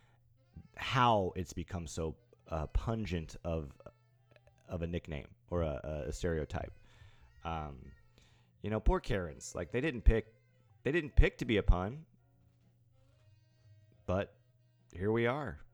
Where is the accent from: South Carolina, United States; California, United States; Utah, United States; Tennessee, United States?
Tennessee, United States; East; now in Nashville, United States; I'm from East Tennessee